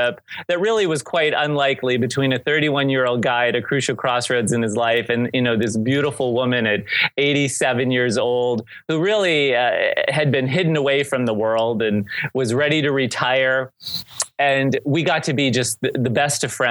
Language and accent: English; St. Marys, Pennsylvania, United States; moved away as an adult; we happen in our hometown of St. Mary's, Pennsylvania, to have the oldest Benedictine convent in the country